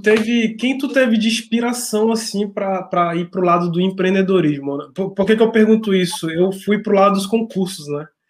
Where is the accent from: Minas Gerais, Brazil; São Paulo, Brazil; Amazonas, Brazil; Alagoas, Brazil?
Amazonas, Brazil; Manaus; now in Rio Grande do Sul, Brazil; eu sou de Manaus, mas eu tô no Rio Grande do Sul